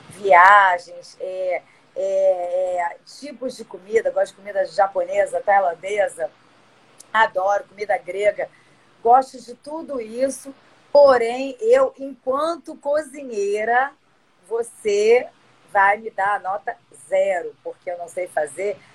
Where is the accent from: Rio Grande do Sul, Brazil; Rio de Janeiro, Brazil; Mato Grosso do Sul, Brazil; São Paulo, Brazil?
São Paulo, Brazil; porque eu sou de São Paulo, que nem eu te falei.